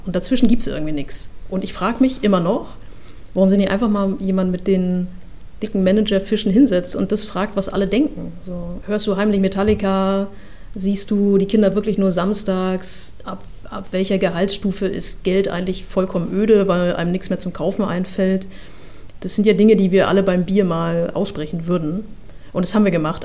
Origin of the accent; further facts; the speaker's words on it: Mecklenburg-Vorpommern, Germany; Ich komme aus Mecklenburg-Vorpommern. Ja, also ich komme aus einer, einer, sehr ruhigen Gegend, nahe der Ostsee.